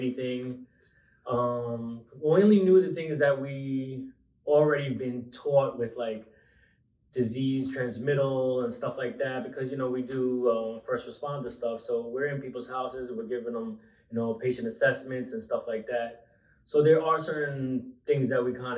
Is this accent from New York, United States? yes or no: yes; Long Island, New York, United States; I grew up in Long Island, raised most of my life in Long Island